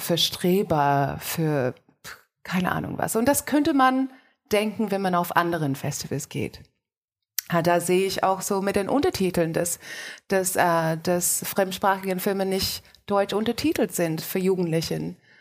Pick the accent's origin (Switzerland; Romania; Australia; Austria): Australia; now in Germany; Ich bin in Australien aufgewachsen und bin ähm, fast 50.